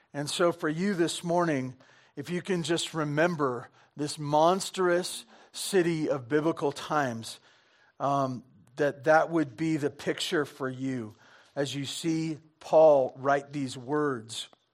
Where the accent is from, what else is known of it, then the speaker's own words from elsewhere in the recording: Santa Barbara, California, United States; I grew up in Santa Barbara, you know, s, surfing